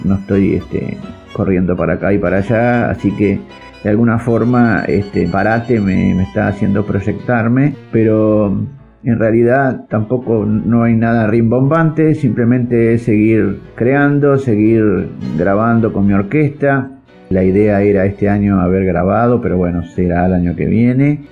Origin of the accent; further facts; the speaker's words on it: General Pico, La Pampa, Argentina; yo nací en General Pico, La Pampa, y cuando era chico